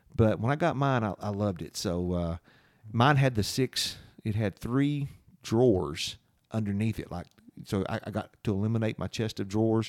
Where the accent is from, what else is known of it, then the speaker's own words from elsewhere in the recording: London, Kentucky, United States; Growing up in London